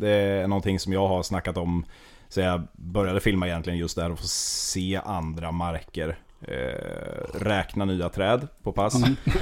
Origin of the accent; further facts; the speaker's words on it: Västervik, Kalmar County, Sweden; also born or lived in Gamleby; född och uppvuxen nordöstra Småland i Västervik